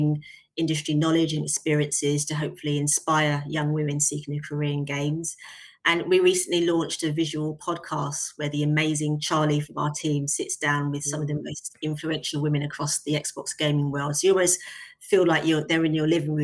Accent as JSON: {"language": "English", "region": "London", "country": "United Kingdom", "said": "where are you really from? South London is the answer"}